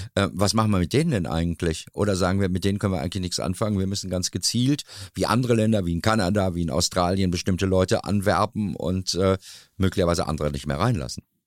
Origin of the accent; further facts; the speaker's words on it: Dortmund, North Rhine-Westphalia, Germany; bei uns in Dortmund